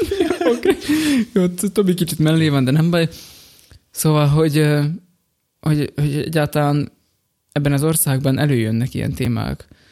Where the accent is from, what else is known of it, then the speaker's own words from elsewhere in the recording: Slovakia; Ugye felvidékiek vagyunk, magyarok vagyunk